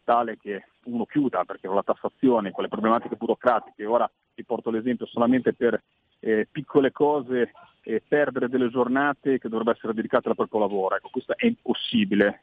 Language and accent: Italian; Liguria, Italy; io lo parlo da Ligure